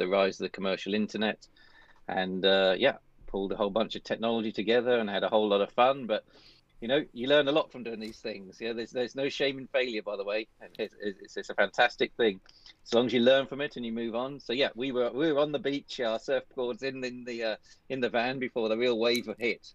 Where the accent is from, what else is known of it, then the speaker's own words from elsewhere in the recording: United Kingdom; moved away as an adult; also born or lived in Paris, France / Scotland; I live pretty close to where I was brought up on the East Coast